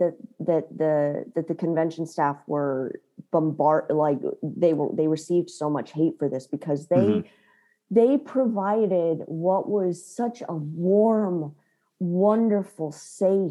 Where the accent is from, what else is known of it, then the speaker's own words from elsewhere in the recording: Chicago, Illinois, United States; I'm actually from Chicago.